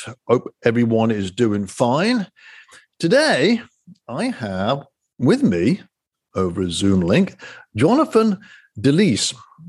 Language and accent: English; England, United Kingdom; moved away; when I grew up in England.